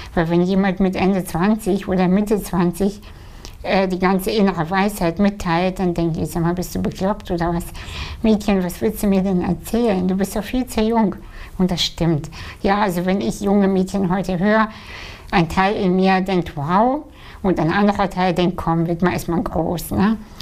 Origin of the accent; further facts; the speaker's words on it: Kazakhstan; moved away; als Kind, ja, ich bin in einem Dorf aufgewachsen in Kasachstan